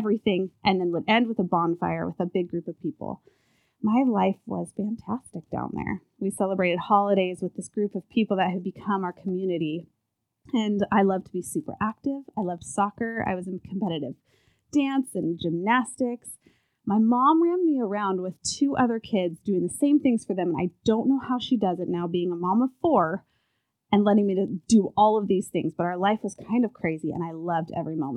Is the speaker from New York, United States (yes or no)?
no; California, United States; I was born in California, so it was the beautiful weather